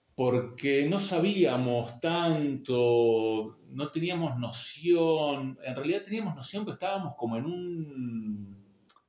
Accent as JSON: {"language": "Spanish", "town": "Haedo", "region": "Buenos Aires Province", "country": "Argentina", "tie": "born or raised there", "also_born_or_lived": "La Matanza", "said": "no soy aedense 100%, pero me crié en Aedo"}